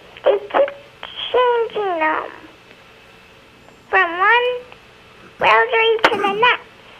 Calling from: Tonawanda, New York, United States; Tonawanda, New York.

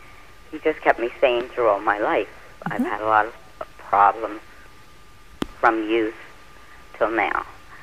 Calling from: Pennsylvania, United States

